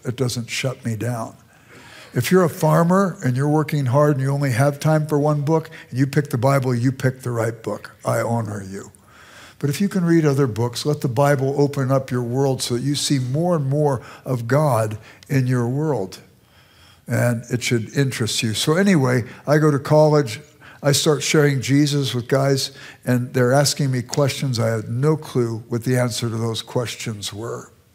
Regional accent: Los Angeles, California, United States; moved away as an adult; also born or lived in Chicago suburbs, Illinois; now in Chicago, United States; I grew up in South Central Los Angeles

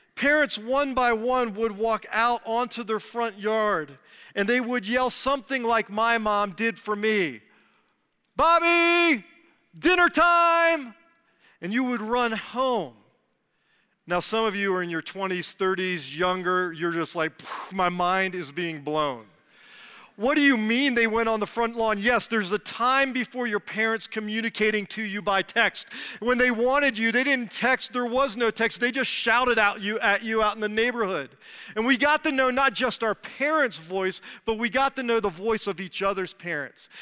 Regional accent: D.C., Virginia, United States; moved away as an adult; I grew up outside of Washington, D C, and Virginia

